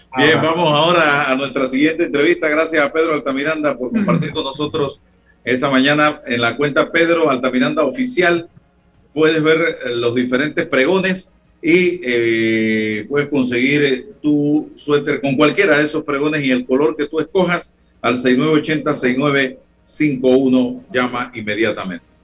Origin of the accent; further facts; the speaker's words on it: Chitré, Herrera, Panama; en mi tierra, Chitré